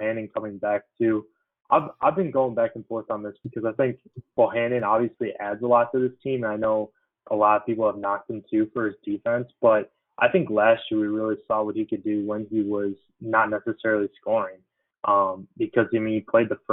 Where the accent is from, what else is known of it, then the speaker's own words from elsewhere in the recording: Chicago suburbs, Illinois, United States; being an Illinois kid too, growing up in the Chicago suburbs